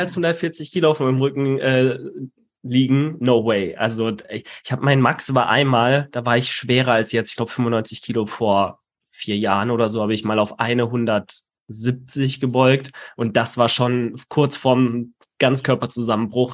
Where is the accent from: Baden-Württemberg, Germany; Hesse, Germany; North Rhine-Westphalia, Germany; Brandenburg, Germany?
Baden-Württemberg, Germany; Karlsruhe; in meiner Heimatstadt in Karlsruhe